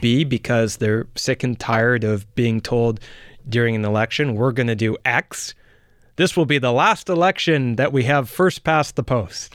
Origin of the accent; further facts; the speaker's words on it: Canada; being a Canadian